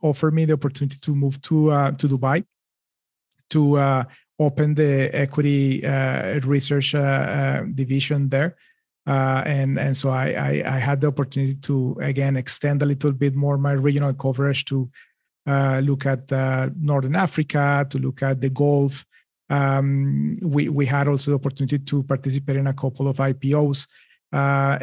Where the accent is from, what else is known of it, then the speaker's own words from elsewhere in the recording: Bogota, Colombia; moved away as an adult; also born or lived in Boston; I am from Colombia. So I grew up in Bogota